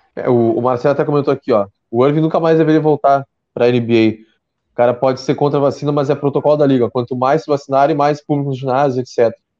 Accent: Pelotas, Rio Grande do Sul, Brazil; eu sou de Pelotas

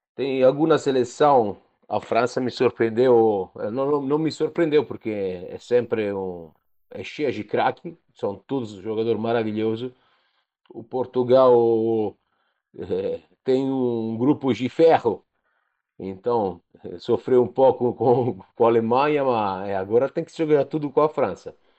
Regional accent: Rome, Lazio, Italy; Portuguese is a second language; da Itália, de Roma

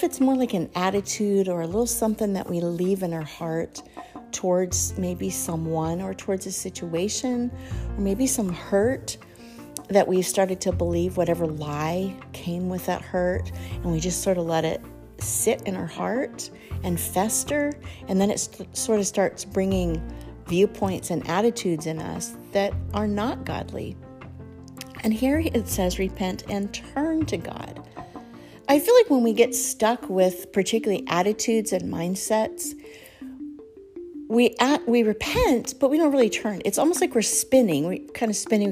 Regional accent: Colorado, United States; I grew up in Colorado, not in the mountains, but kind of close to the foothills.

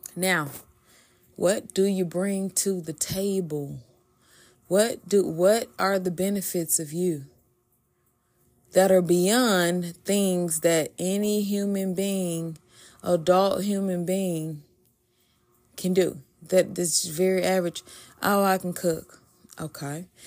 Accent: the South, United States; I'm from the South

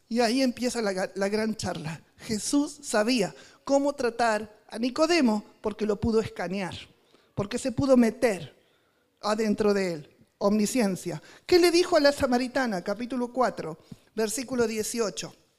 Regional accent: Argentina; en argentino

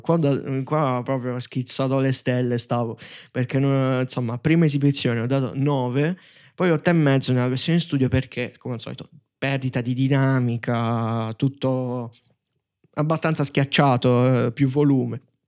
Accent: Taranto, Apulia, Italy; io so Tarantino

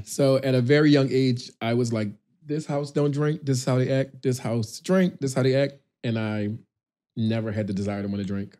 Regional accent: Philadelphia, Pennsylvania, United States; moved away as an adult; also born or lived in Houston / Atlanta / South Africa / Brazil; I'm from Philadelphia.

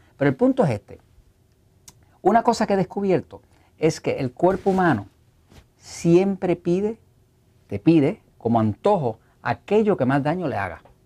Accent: Puerto Rico; yo soy de Puerto Rico

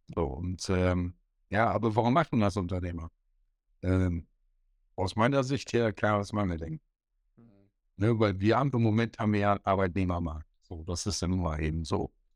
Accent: north-eastern Germany, Germany; Ich wieder als Ossi und Norddeutscher

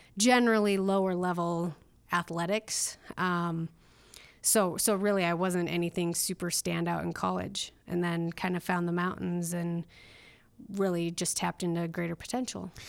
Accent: northern Minnesota, United States; moved away as an adult; also born or lived in Duluth, Minnesota / Pocatello, Idaho; I grew up in northern Minnesota

